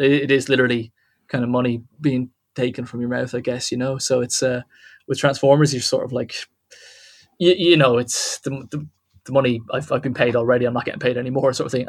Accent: Wexford, Leinster, Ireland; now in Dublin, Ireland; I live in Dublin, but I'm not from Dublin. Okay. I'm from. Okay. I'm from a place called Wexford, which is in the southeast of Ireland

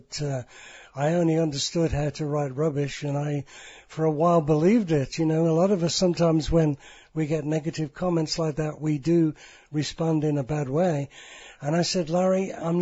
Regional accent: United Kingdom; I'm British

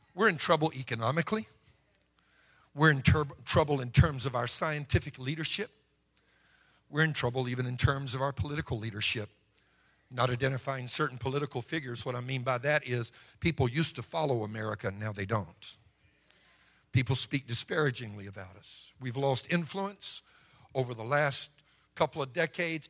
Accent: Cajun, Louisiana, United States; being a Cajun

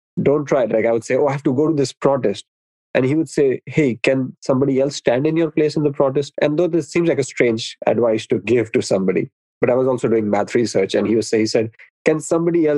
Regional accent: India; I was born in India

